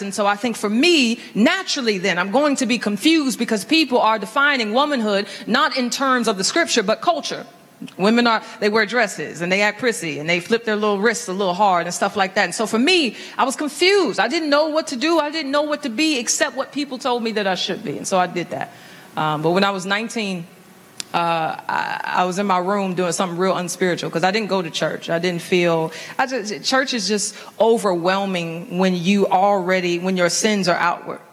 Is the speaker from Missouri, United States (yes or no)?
yes; St. Louis, Missouri, United States; I was raised in St. Louis into a, a single parent home